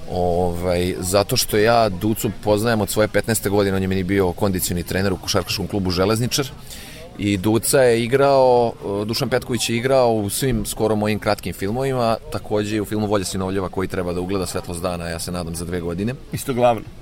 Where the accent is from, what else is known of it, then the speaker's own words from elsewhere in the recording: Inđija, Vojvodina, Serbia; u mestu u kom sam rođen i odrastao u Indiji